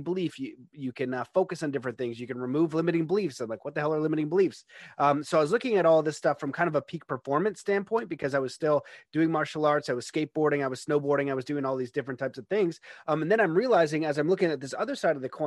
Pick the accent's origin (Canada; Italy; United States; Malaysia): Canada; where I grew up in Canada is very nice, middle-class neighborhood